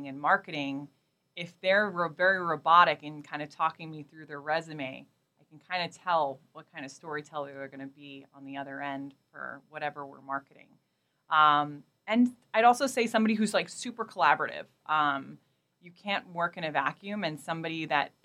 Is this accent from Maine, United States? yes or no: no; New York City, New York, United States; moved away as an adult; also born or lived in Portland, Oregon; I grew up in Queens and Brooklyn, where I never thought I'd ever leave New York